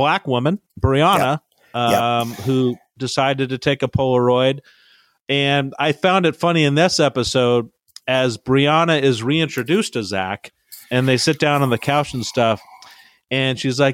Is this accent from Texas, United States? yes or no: no; Brea, California, United States; I grew up in Brea, California